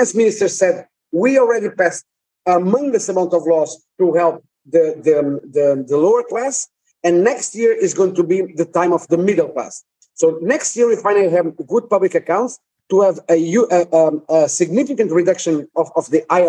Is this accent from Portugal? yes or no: yes; Portugal; my hometown is very close to the Spanish border.